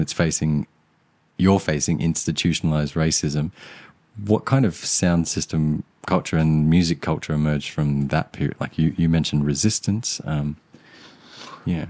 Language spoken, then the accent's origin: English; Australia; also born or lived in Sri Lanka; growing up in Australia, being from Sri Lanka